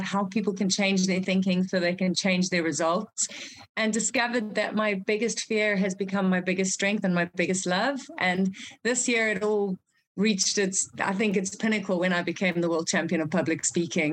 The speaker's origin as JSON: {"language": "English", "country": "South Africa", "tie": "born or raised there", "also_born_or_lived": "Zimbabwe", "said": "I'm from Zimbabwe originally. That's where I was born. So Africa is definitely in my blood. We moved to South Africa when I was five"}